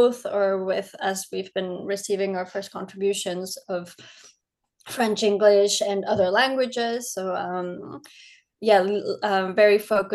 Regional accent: Ecuador; now in Paris, France; I'm from Ecuador and I've been living in Paris for almost 13 years now.

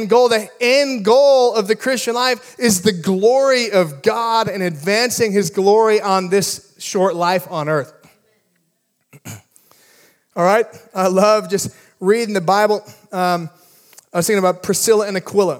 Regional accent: Midwest, United States; now in California, United States; I grew up in the Midwest with a lot of ponds

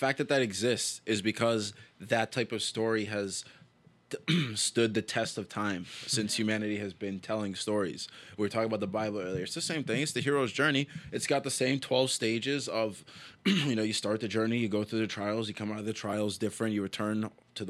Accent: Toronto, Ontario, Canada; moved away as an adult; now in Boston, United States; I'm from Toronto

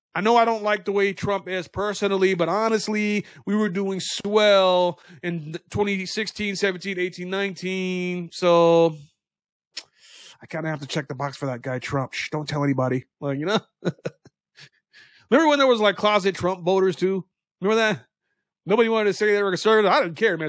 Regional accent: United States; we are American citizens

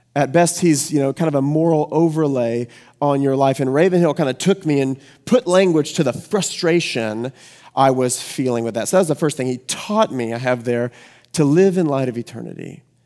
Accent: the Bible Belt, United States; I grew up here in the Bible Belt

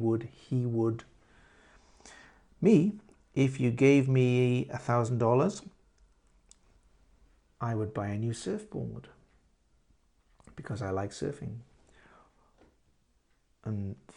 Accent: London, United Kingdom; I am from London.

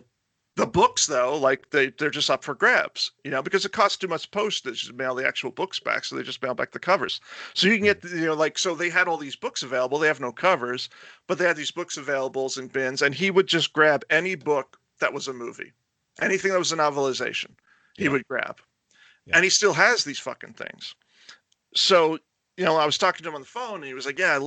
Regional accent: Florida, United States; also born or lived in New York; my formative years were in Florida

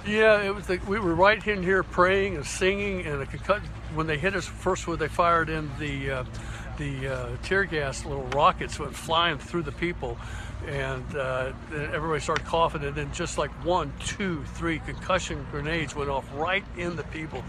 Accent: St. Augustine, Florida, United States; I'm from St. Augustine, Florida

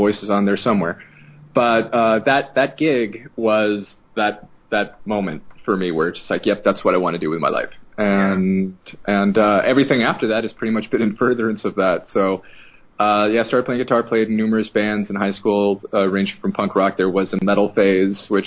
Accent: Los Angeles, California, United States; I grew up in Los Angeles

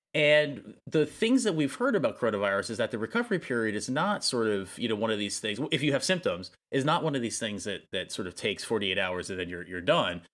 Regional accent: United States; as an American citizen

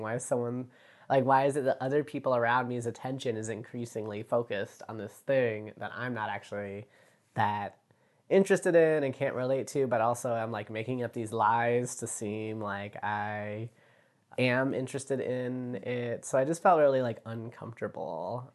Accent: Virginia Beach, Virginia, United States; I grew up in Virginia Beach, Virginia.

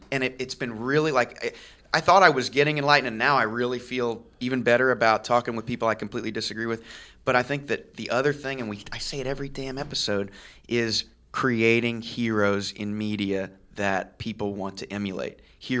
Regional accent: Kansas City, Missouri, United States; I was born in Kansas City.

